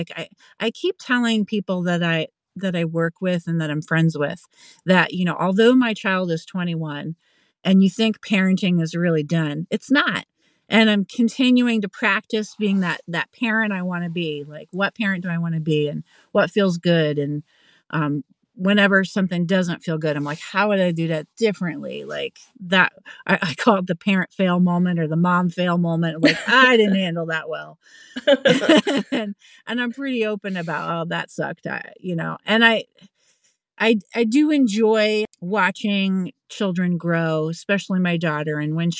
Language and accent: English; Pennsylvania, United States; also born or lived in Massachusetts / North Carolina; now in Vermont, United States; But yeah, I'm not originally from Vermont. I'm originally from Pennsylvania, and I moved around a bunch growing up and landed here in Vermont when I was in my 20s and just kind of stuck around.